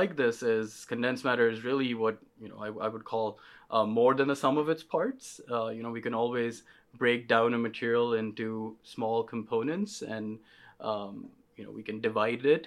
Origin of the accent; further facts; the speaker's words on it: Pakistan; moved away as an adult; now in United States; I grew up in Pakistan